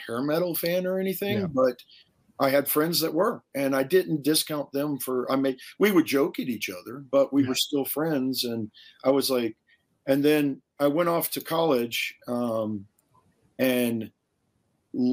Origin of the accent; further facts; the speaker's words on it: Savannah, Georgia, United States; now in Denver, United States; I grew up in the Deep South. I grew up in Savannah, Georgia.